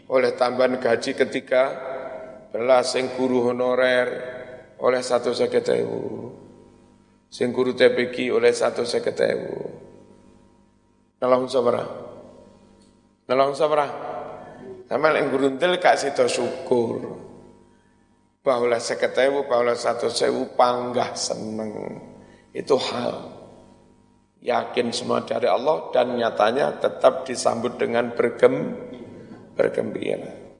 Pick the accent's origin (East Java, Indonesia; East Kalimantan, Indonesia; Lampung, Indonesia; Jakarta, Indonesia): East Java, Indonesia; Kanigoro; now in Malang, Indonesia; Pas saya jadi ketua NU Kota Malang, wis kene joli-jolan. Aku wong Kanigoro ning Malang, pon wong ngundang legi nang Kanigoro.